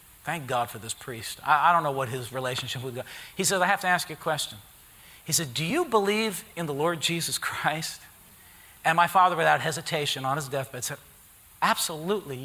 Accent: Harrison, United States; I grew up in Harrison

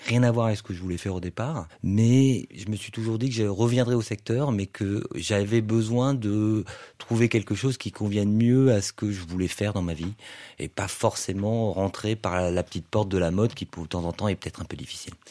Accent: Toulouse, Occitania, France; je viens d'une euh, du sud-ouest de la France, je viens de Toulouse

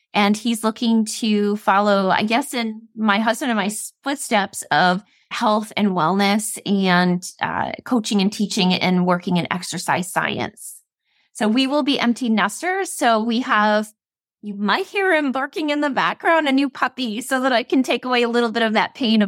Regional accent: Rhode Island, United States; moved away as an adult; now in Florida, United States; I am originally from Rhode Island. I lived there my whole entire life. And in 2021, we made a decision to move here.

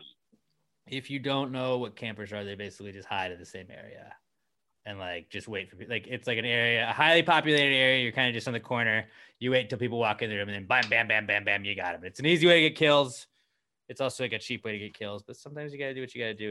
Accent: Houston, Texas, United States; I'll still support my hometown team

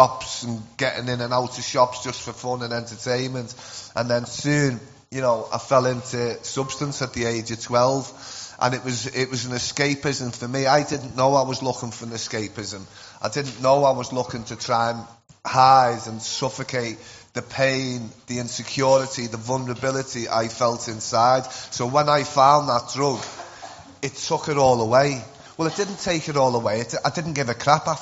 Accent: Liverpool, North West England, United Kingdom; accent: Scouse; I'm from Liverpool

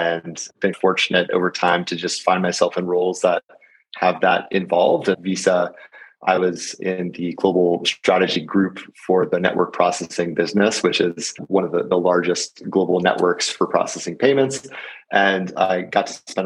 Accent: Southern California, United States; I grew up in Southern California and then ultimately, as you pointed out, went to UCLA

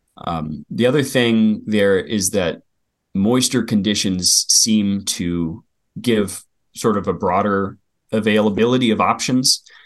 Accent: Willamette Valley, Western Oregon, United States; I grew up in Western Oregon, uh, on the outskirts of the Willamette Valley

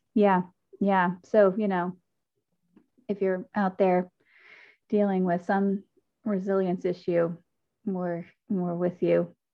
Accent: Decatur, Georgia, United States; I am also from Decatur.

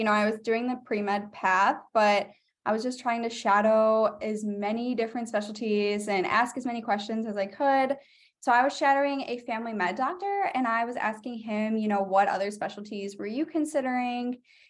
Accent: Wisconsin, United States; Yeah, so I grew up in Wisconsin. I did undergrad at University of Wisconsin, Eau Claire.

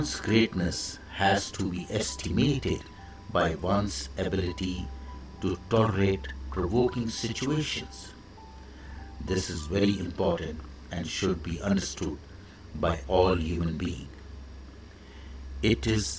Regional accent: India; I am the Indian monk

